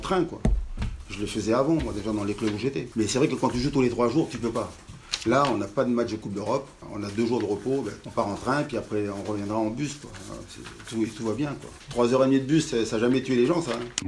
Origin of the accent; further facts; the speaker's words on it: New Caledonia; moved away; je viens de Nouvelle-Calédonie, dans le Pacifique